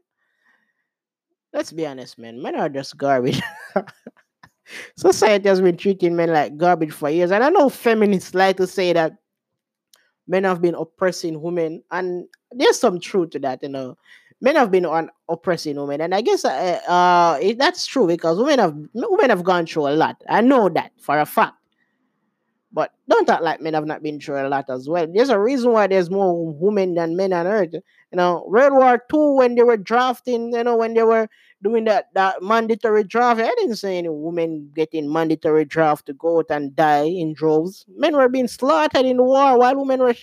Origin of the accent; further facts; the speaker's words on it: Jamaica; I'm Jamaican